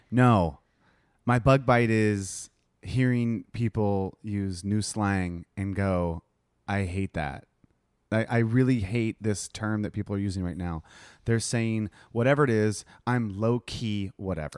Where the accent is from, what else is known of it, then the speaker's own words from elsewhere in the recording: United States; moved away; I'm American